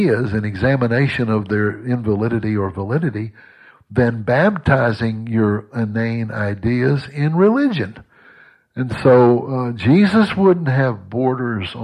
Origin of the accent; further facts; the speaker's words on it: United States; I'm an American